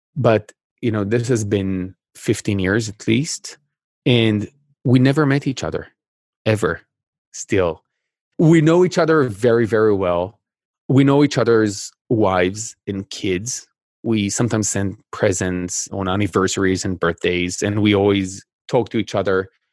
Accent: Israel; I, I grew up in Israel

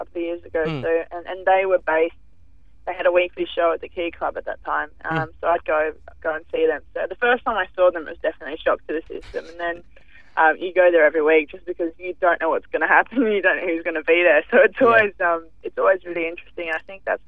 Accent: Melbourne, Victoria, Australia; now in Sydney, Australia; I'm from Melbourne originally

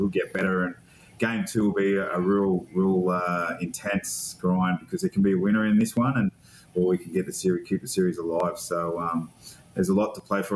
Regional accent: Taree, New South Wales, Australia; I'm from Old Bar, Taree, that area.

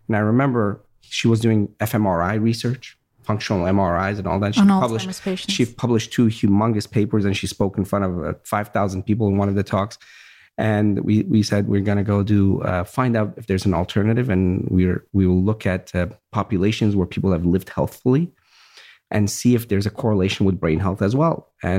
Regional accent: Virginia, United States; My grandfather, same thing. We grew up in Virginia, and I remember we had a farm

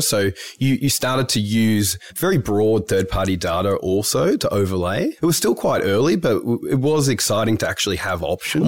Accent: Melbourne, Victoria, Australia; I'm from Melbourne originally.

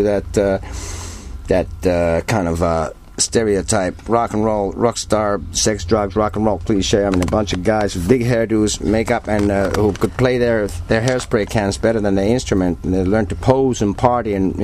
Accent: Helsinki, Uusimaa, Finland; now in Turku, Finland; I was born and raised in Helsinki

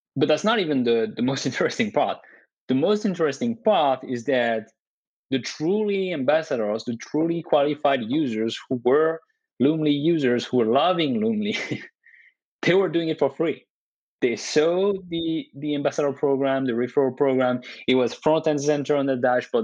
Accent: France; moved away as an adult; also born or lived in Dubai / Canada; now in United States; I was born and raised in France

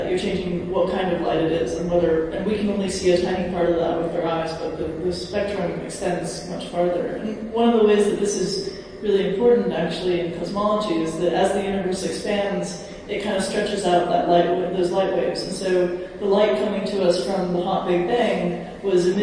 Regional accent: United States; I'm from America

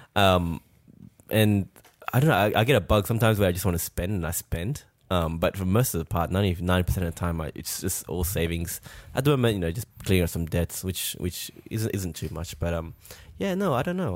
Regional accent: France; now in Australia; we're from France

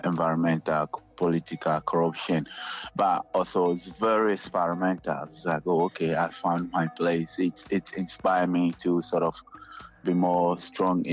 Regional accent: Accra, Greater Accra, Ghana; English is a second language; moved away as an adult; now in Sydney, Australia; Jamestown is the place that I grew up in Ghana.

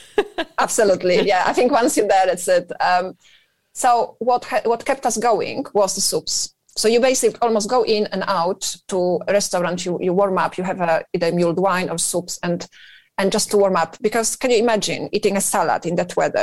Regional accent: northern Poland, Poland; moved away as an adult; now in United Kingdom; I'm originally from Poland, uh, born in north of Poland, and uh, yes, and, and I've moved here when I was relatively young.

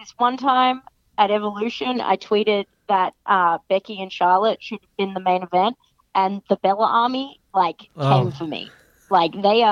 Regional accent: Australia; I'm Australian

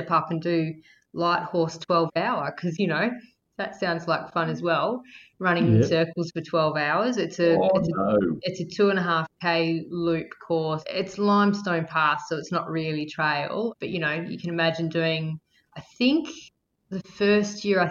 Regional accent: Victoria, Australia; moved away as an adult; also born or lived in Melbourne; now in Western Australia, Australia; I'm from Victoria originally, and I was from a little country town, and I moved to Melbourne to study design

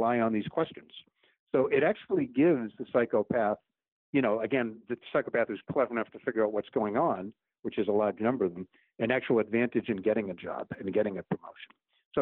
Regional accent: United States; as an American

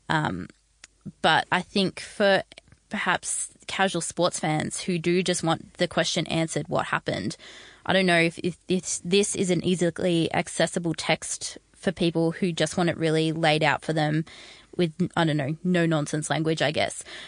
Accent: Australia; as an Australian

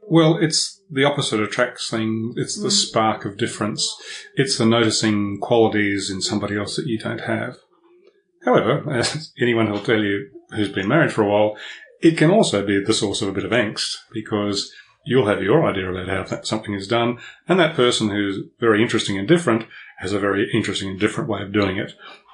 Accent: Melbourne, Victoria, Australia; I was born in Melbourne, and I'll always be a Melbourne boy, because this is my home base. This is the place I feel most comfortable.

